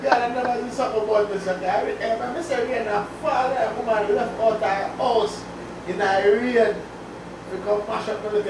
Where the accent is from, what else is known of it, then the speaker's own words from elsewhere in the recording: Jamaica; Especially growing up in Jamaica, man.